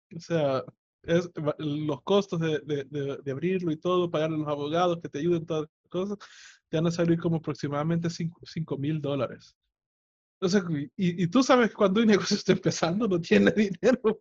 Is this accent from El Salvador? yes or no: yes; El Salvador; en mi país, El Salvador